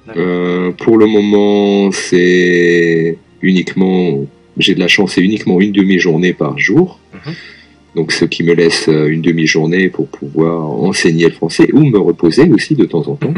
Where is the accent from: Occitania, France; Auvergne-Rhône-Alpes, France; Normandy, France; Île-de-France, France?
Auvergne-Rhône-Alpes, France; Lyon; moved away as an adult; now in Tokyo, Japan; je suis français, je viens de Lyon, en France